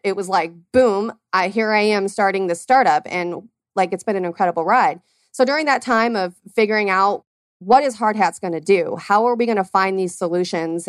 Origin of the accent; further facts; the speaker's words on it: Arizona, United States; born and raised here in Arizona